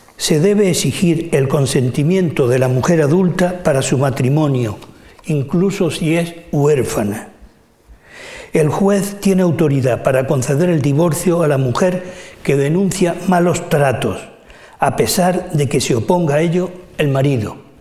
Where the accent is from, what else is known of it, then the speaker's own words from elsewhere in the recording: Spain; nuestra como españoles